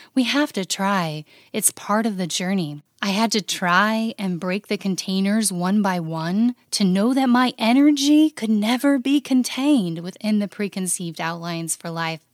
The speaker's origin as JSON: {"language": "English", "area": "the West", "region": "Utah", "country": "United States", "tie": "born or raised there", "moved": "as an adult", "said": "I was a true West born and bred in the West girl. I grew up on a ranch in the mountains."}